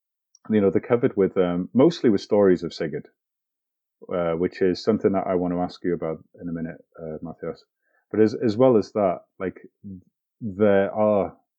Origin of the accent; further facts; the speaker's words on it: Llandudno, Wales, United Kingdom; I grew up on the Great Orme in North Wales